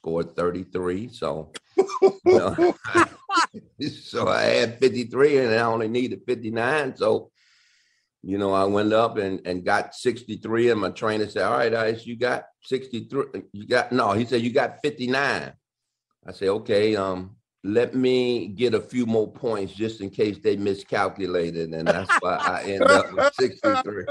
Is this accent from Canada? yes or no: no; Detroit, Michigan, United States; Detroit, you know, which is my hometown, the Cobo, which I played my high school championship games